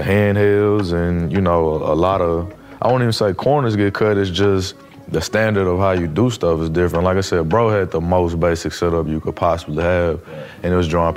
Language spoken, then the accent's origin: English; Nashville, Tennessee, United States; I'm from Nashville